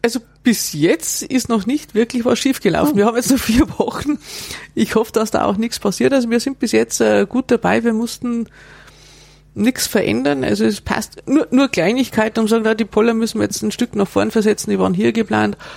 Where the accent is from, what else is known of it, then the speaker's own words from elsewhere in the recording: Bavaria, Germany; bei uns in Bayern